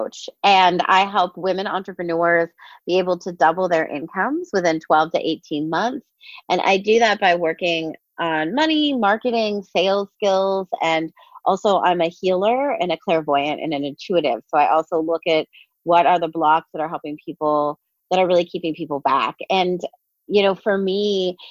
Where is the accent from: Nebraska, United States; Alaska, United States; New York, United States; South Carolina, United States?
New York, United States; New York City; I'm from New York City